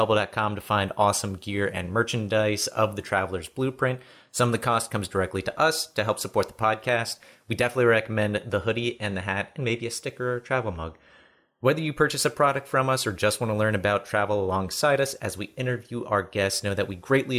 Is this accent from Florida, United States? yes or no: yes; Florida, United States; also born or lived in North Carolina / Pennsylvania; My dad was in the Navy. So, you know, I grew up in Florida for a time, then North Carolina, and then finally made my way to Pennsylvania.